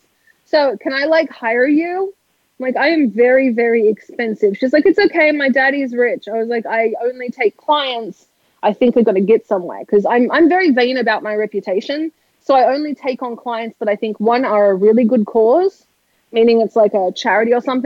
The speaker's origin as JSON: {"language": "English", "country": "Australia", "moved": "yes", "lives_now": "United States", "said": "I'm from Australia. I can't even say R"}